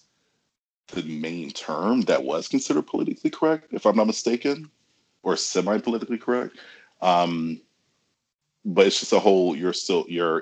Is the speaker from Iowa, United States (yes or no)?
no; Detroit, Michigan, United States; I'm from Detroit, Michigan